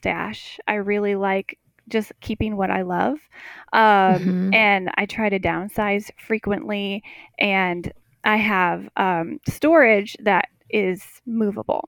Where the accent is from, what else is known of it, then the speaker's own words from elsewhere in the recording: Wisconsin, United States; moved away as an adult; I grew up in Wisconsin, milked cows, did all of that, took care of all of the animals